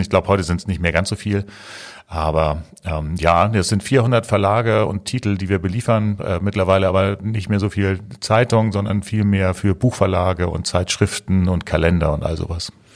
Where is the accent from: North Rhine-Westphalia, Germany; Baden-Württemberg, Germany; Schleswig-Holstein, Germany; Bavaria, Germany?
Schleswig-Holstein, Germany; Eckernförde; now in Hamburg, Germany; Ich komme ursprünglich aus Eckernförde